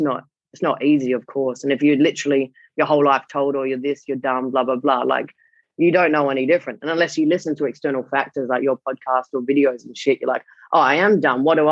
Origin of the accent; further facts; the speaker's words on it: Perth, Western Australia, Australia; I grew up in Perth